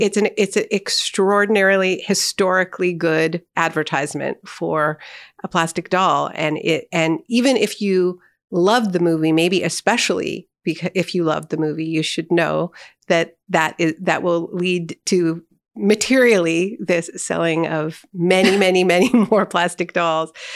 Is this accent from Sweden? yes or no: no; Canada; as a Canadian